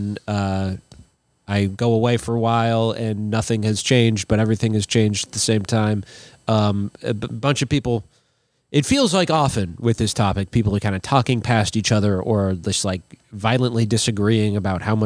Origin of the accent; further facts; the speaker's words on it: Minnesota, United States; as a Minnesotan